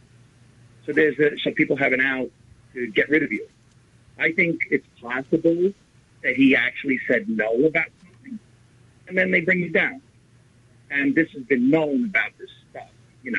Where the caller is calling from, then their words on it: Riverdale, New York, United States; from Riverdale.